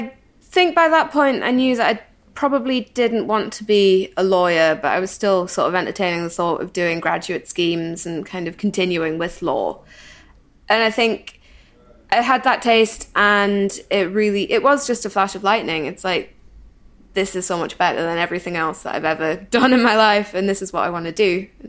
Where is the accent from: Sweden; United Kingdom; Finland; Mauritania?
United Kingdom; Newcastle upon Tyne, North East England; now in Scotland; I grew up in Newcastle upon Tyne, well, just outside of Newcastle upon Tyne, but I've spent the past 10 years in Scotland, so that's why I have a slightly weird accent.